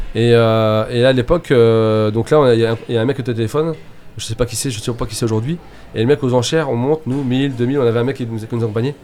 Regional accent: Laval, Mayenne, Sarthe, Pays de la Loire, France; now in Nantes, France; Alors je suis mayennais, je suis né à Laval. Après je suis parti en courant. Euh, et puis après j'étais dans la Sarthe

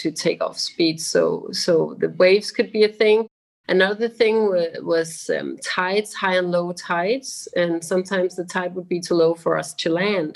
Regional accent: Denmark; moved away; also born or lived in Maldives; I'm from Denmark, and in Europe we have these gray, long, rainy days

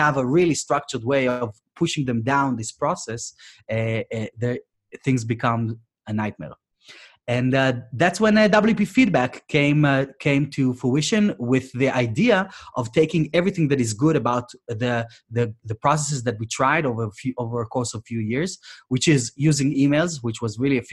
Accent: Israel; moved away as an adult; now in United Kingdom; from my hometown, I'm from Israel originally.

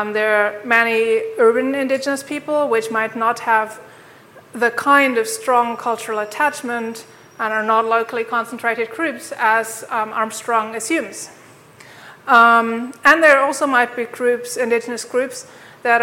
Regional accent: Germany; now in Tromsø, Norway; I'm originally from Germany

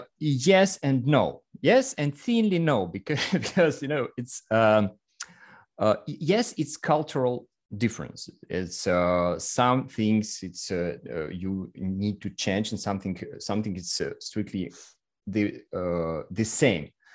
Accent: Russia; English is a second language; I'm a photographer and entrepreneur from Russia

